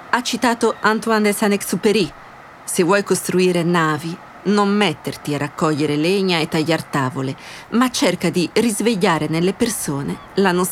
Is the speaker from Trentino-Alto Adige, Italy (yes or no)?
yes; Brenner, Trentino-Alto Adige, Italy; perché io vengo dal Brennero.